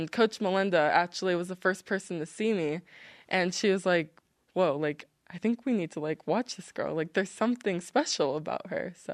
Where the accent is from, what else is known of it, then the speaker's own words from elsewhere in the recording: Hawaii, United States; also born or lived in Japan / Washington / Georgia; So I was born in Japan, and then we moved to Washington State, and then we moved to Georgia, and then Hawaii.